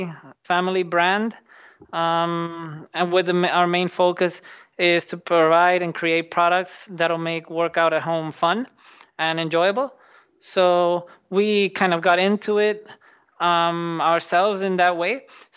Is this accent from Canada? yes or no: no; Dominican Republic; moved away as an adult; also born or lived in New Jersey, United States; So I grew up in the Dominican Republic, and I did all my schooling and everything there. But then I went to the U.S., to New Jersey, to do my university.